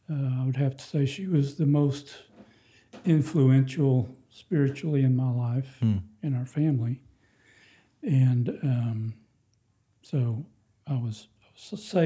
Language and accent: English; Houston, Texas, United States; I grew up in Houston, and we went to a Bible church then.